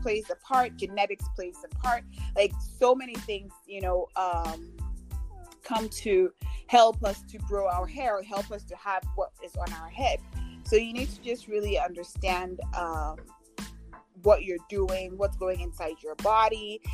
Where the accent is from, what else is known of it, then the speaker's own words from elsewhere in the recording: Ghana; moved away as an adult; I'm Ghanaian actually. I grew up in, I lived and grew up in Ghana for first 18 years of my life.